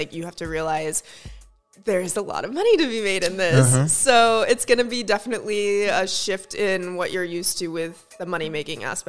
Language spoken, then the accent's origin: English; Florida, United States; I grew up in Florida and I understand the lifestyle there.